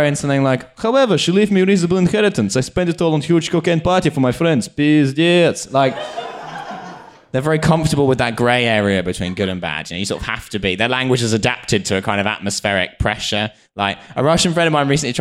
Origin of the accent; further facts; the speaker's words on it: United Kingdom; being British